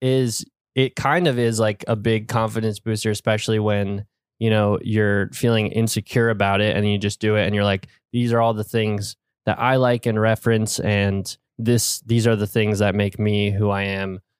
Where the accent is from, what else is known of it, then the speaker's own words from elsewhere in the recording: Warwick, New York, United States; I grew up in Warwick, New York, which is a pretty, like, rural area in upstate New York